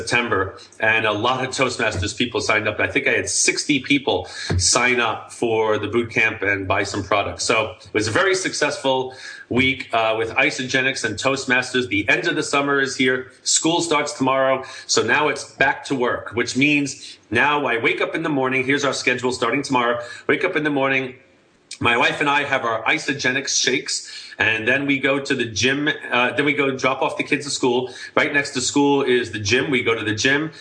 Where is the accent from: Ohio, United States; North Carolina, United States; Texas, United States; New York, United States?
New York, United States; now in California, United States; I'm from New York originally